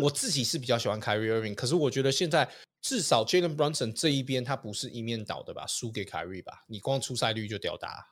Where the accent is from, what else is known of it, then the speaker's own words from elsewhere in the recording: Canada; also born or lived in Vancouver, Canada; now in Taiwan; 回加拿大，就是我的老家去